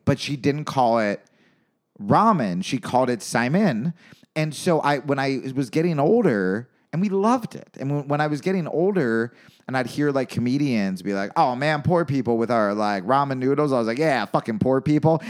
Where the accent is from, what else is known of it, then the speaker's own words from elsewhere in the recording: New York, United States; I grew up in New York.